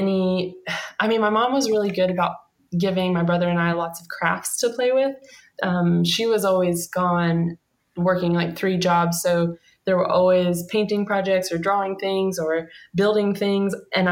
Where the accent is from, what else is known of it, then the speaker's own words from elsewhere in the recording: Kentucky, United States; in Kentucky, the backwoods of Kentucky